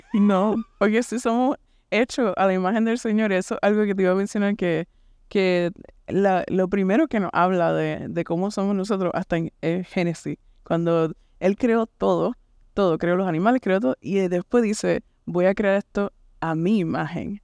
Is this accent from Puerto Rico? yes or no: yes; Puerto Rico; moved away as an adult; also born or lived in Kansas City; now in United States; vengo de este, Puerto Rico, nací y me crié en Puerto Rico.